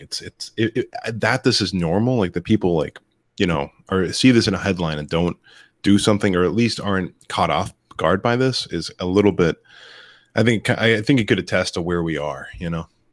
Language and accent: English; Florida, United States; my home state of Florida